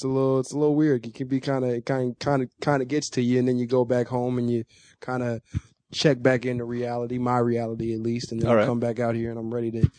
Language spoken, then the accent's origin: English; Chicago, Illinois, United States; moved away as an adult; now in Los Angeles, United States; I am coming from Chicago, Illinois, the south side of Chicago. Born and raised. Came out here about 5 years ago.